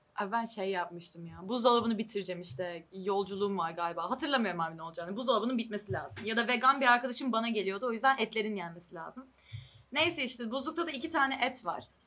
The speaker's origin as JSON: {"language": "Turkish", "region": "İzmir", "country": "Turkey", "moved": "yes", "lives_now": "Germany"}